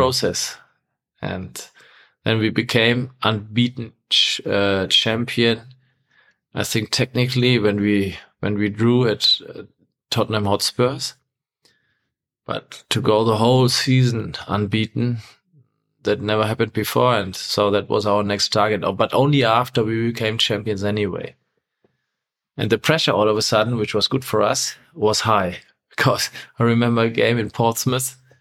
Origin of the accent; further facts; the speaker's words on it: Essen, North Rhine-Westphalia, Germany; from my hometown, Essen, to Gelsenkirchen